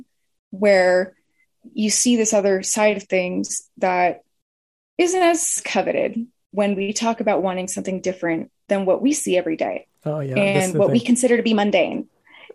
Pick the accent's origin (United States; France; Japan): United States; as an American